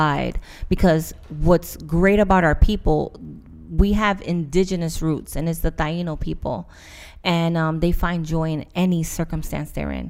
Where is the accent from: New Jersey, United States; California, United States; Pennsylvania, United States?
New Jersey, United States; Irvington; I was raised in Irvington, New Jersey